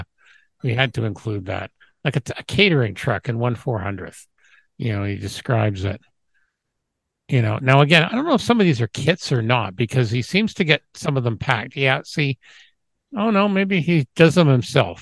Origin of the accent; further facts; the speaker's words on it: England, United Kingdom; moved away; where I was born in England, they had the ferry service across the Isle of Wight